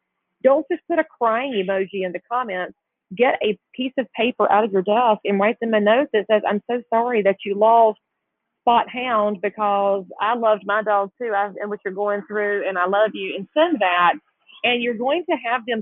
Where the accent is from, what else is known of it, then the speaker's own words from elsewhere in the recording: the South, United States; growing up in the South